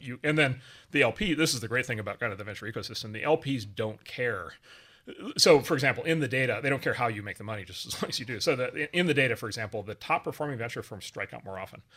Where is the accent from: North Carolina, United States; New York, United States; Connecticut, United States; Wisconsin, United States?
Wisconsin, United States; moved away; a farm not far from where I grew up in Wisconsin